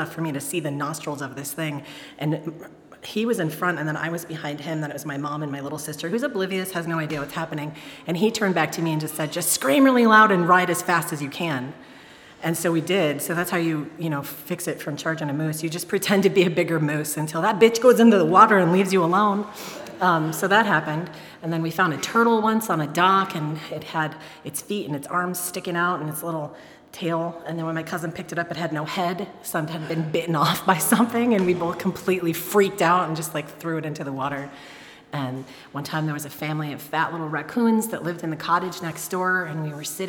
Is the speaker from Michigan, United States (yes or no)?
yes; Detroit, Michigan, United States; I grew up in Detroit